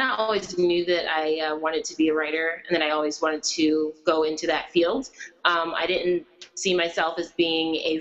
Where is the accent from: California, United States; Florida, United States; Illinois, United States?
Illinois, United States; Chicago; also born or lived in Oak Park; I am born and raised in Chicago, and Oak Park as well